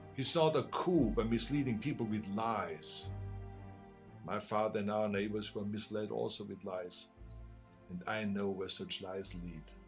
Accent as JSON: {"language": "English", "country": "Austria", "tie": "born or raised there", "second_language": "English", "moved": "yes", "lives_now": "United States", "said": "I grew up in Austria."}